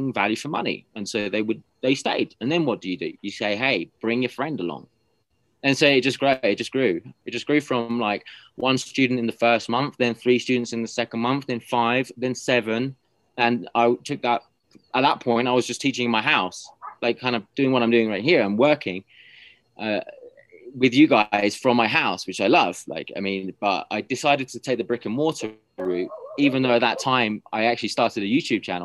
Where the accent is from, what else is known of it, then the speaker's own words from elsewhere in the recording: United Kingdom; moved away as an adult; now in Peru; I obviously had that natural advantage of being British in Peru